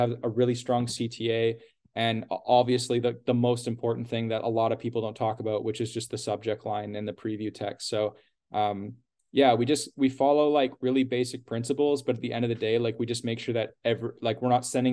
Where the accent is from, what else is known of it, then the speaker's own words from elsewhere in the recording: Canada; we're Canadian